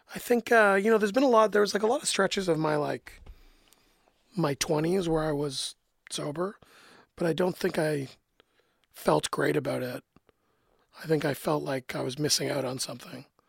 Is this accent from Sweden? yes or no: no; Canada; as a Canadian